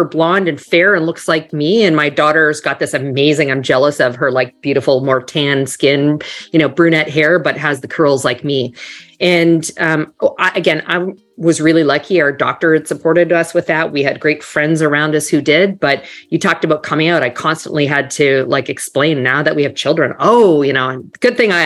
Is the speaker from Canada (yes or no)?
yes; Canada; moved away as an adult; also born or lived in Toronto / New York; now in Miami, United States; So you might hear a tiny bit of an accent. I'm actually originally from Canada.